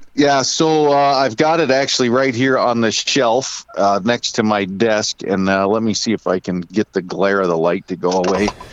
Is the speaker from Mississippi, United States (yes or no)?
no; Diamond, Ohio, United States; I'm born and raised in Northeast Ohio, a little town called Diamond, Ohio.